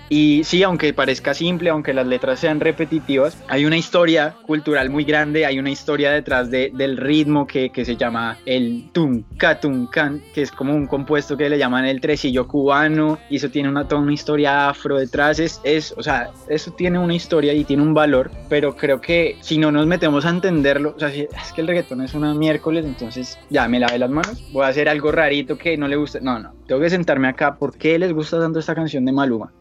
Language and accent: Spanish; Colombia; moved away as an adult; also born or lived in Bogotá; now in Miami, United States; Yo soy colombiano